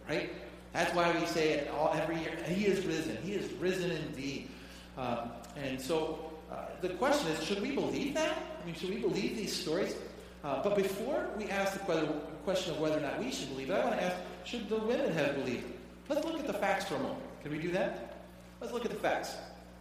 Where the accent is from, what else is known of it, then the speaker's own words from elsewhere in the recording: Detroit, Michigan, United States; I grew up in the Detroit area